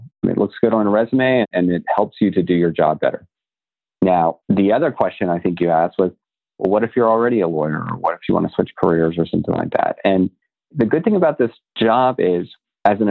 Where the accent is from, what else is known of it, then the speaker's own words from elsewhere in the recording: Florida, United States; I grew up in Florida too.